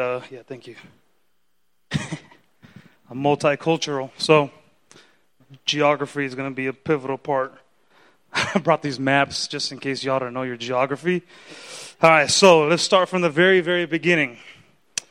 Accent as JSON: {"language": "English", "region": "California", "country": "United States", "tie": "born or raised there", "first_language": "Spanish", "second_language": "English", "said": "growing up in California, I didn't have any siblings"}